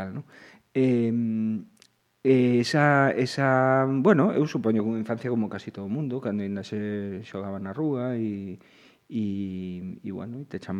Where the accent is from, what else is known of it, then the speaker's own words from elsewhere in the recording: A Coruña, Galicia, Spain; pais eh, eh viñeron pouco antes de de ter descendencia a Coruña E eu nacín xa na, na cidade, na, uh -huh. na, na Coruña, que, bueno, que é a patria da infancia